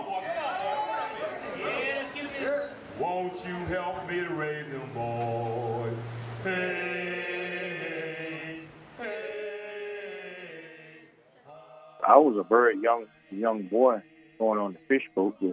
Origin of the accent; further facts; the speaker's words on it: Weems, Virginia, United States; I was born in Weems, Virginia